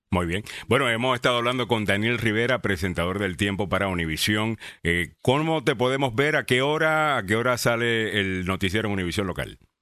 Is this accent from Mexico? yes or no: no; Puerto Rico; tú también eres puertorriqueño, igual, igual que yo